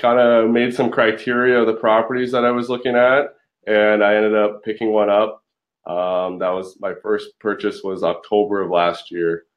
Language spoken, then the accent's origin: English; London, Ontario, Canada; moved away as an adult; I'm 27 years old, born in London, Ontario